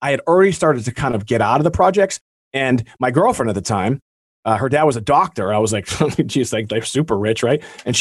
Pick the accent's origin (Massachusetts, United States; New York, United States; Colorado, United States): Massachusetts, United States; Beverly; where I grew up is because in Beverly, Massachusetts